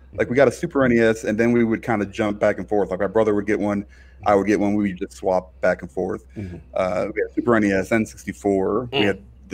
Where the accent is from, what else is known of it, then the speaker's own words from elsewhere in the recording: Chicago, Illinois, United States; moved away; I'm from Chicago originally